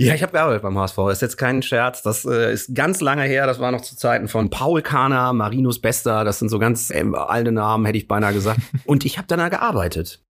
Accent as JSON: {"language": "German", "region": "Hesse", "country": "Germany", "tie": "born or raised there", "moved": "as an adult", "lives_now": "Hamburg, Germany", "said": "Komme gebürtig aber aus Hessen"}